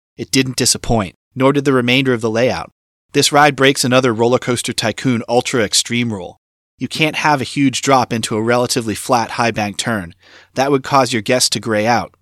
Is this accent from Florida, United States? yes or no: yes; Florida, United States; my home state of Florida